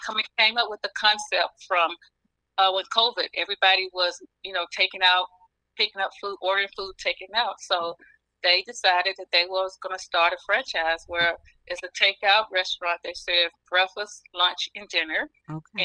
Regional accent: the South, United States; moved away as an adult; now in Pennsylvania, United States; I was from the South

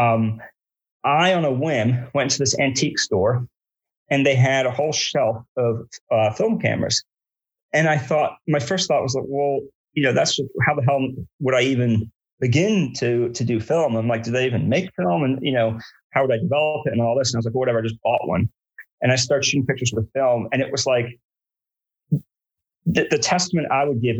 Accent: outside New York City, United States; moved away as an adult; also born or lived in Brooklyn, New York; now in Richmond, United States; I grew up outside New York City

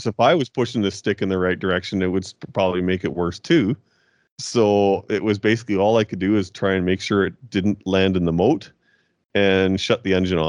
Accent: Kamloops, British Columbia, Canada; my hometown of Kamloops, BC

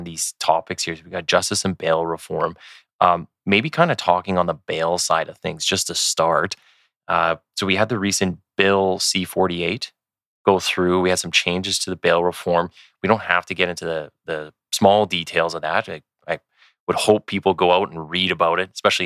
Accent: Manitoba, Canada; now in Alberta, Canada; I'm originally from Manitoba

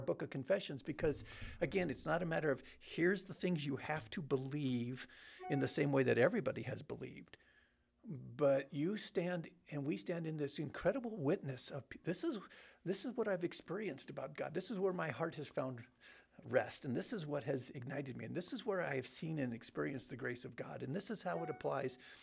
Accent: Bellflower, California, United States; I grew up in Southern California.

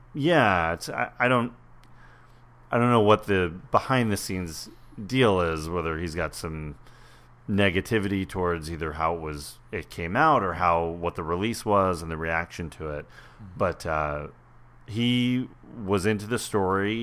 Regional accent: Westchester, New York, United States; I grew up in Westchester.

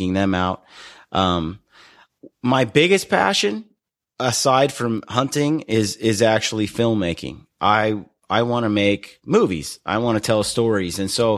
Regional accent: Oregon City, Oregon, United States; I grew up in Oregon City in Oregon.

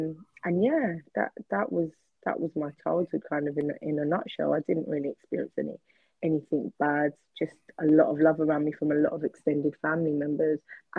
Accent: St. Lucia; also born or lived in London, United Kingdom; I was born here. I was born in Whitechapel in London. And when I was 3 months old, 2 or 3 months old, my mum and dad took me back to the Caribbean, because they were both born in St. Lucia in the Caribbean.

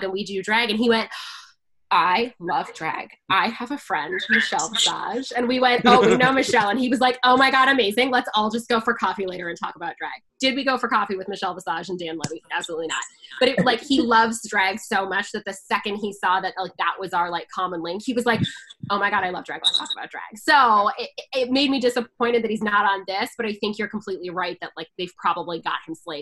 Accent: Canada; I'm Canadian

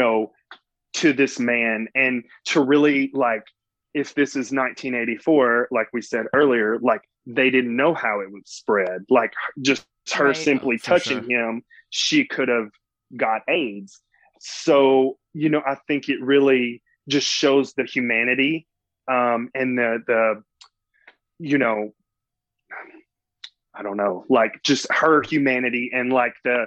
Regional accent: Mississippi Delta, United States; accent: Southern; also born or lived in Los Angeles, United States; now in Atlanta, United States; I grew up in a very, very small town in the South, in the Mississippi Delta.

